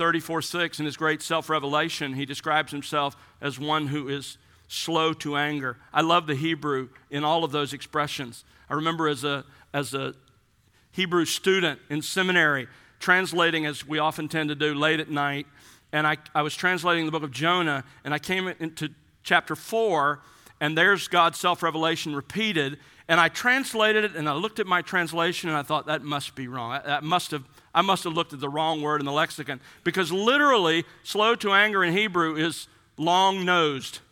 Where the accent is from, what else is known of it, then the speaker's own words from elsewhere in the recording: South Alabama, United States; When I was growing up in South Alabama, our family had boxer bulldogs